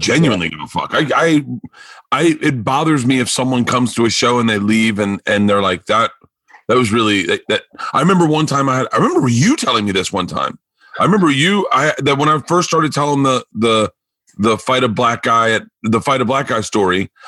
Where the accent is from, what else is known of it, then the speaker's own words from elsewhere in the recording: Florida, United States; moved away as an adult; also born or lived in New York / Los Angeles; I'm a kid from Florida who's blind